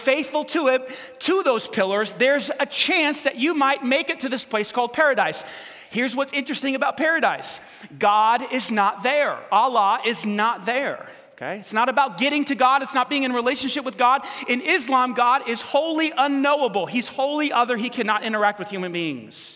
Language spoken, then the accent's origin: English; New York City, New York, United States; I was, in fact, born in New York City